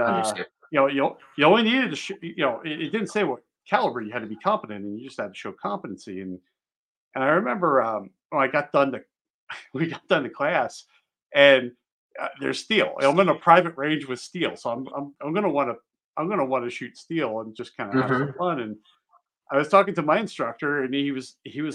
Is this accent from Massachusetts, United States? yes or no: no; Pennsylvania, United States; moved away as an adult; also born or lived in Maryland; I grew up in Pennsylvania